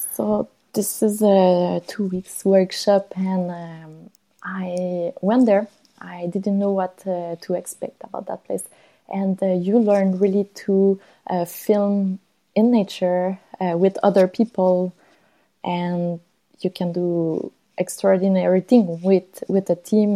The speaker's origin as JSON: {"language": "English", "town": "Longueuil", "region": "Quebec", "country": "Canada", "tie": "born or raised there", "said": "was born uh, close to Montreal uh, in um, Longueuil, uh, south shore of Montreal. Really a quiet place, not much, um, not a lot of activities to do there uh, related to outdoors. Uh, I spent my uh, my life until I was 20."}